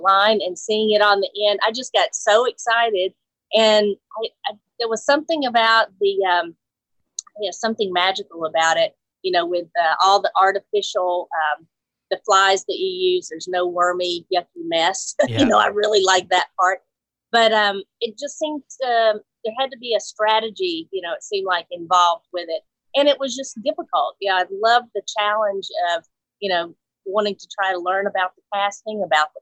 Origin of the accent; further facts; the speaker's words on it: Mobile, Alabama, United States; also born or lived in Nashville, Tennessee / West Coast; I was born in Mobile, Alabama, and I've been in the South, you know, for as long as I can remember.